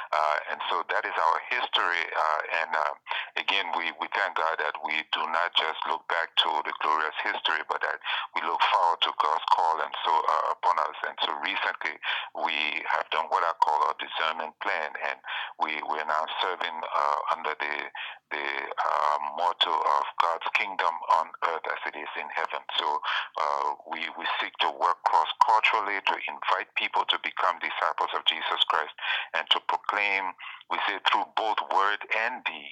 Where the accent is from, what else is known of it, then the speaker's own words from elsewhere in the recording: Liberia; moved away as an adult; also born or lived in Richmond, Virginia / Pennsylvania; now in United States; I'm originally from Liberia in West Africa, and so I grew up there